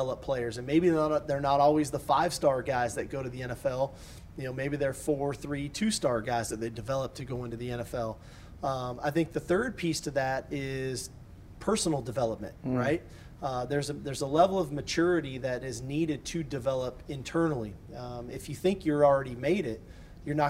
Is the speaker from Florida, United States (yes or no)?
no; California, United States; moved away as an adult; as a kid growing up in California